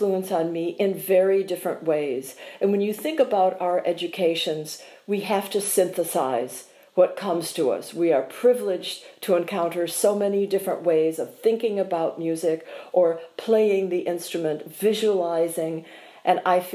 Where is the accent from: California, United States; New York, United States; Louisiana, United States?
New York, United States; Ithaca; also born or lived in Boston / Ann Arbor; now in Houston, United States; growing up in Ithaca, New York